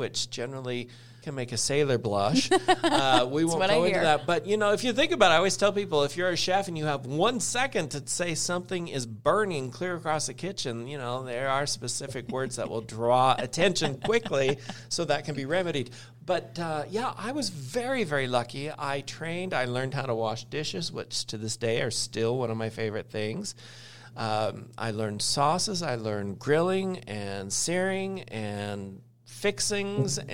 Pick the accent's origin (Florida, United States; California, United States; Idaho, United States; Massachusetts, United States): Idaho, United States; They are foods that I grew up with in Idaho